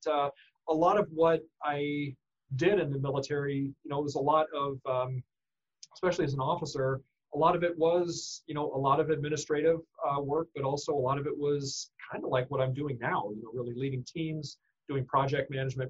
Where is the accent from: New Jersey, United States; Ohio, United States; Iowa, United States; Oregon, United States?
Iowa, United States; Iowa City; Well, originally born and raised in Iowa City. Iowa City native, and I went K through 12 in Solon